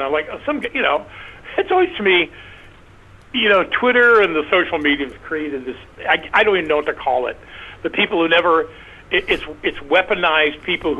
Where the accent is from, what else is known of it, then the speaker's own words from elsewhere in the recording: Kansas, United States; I grew up in Kansas. I mean, smack dab in the center. I'm 62, so I was born in 55.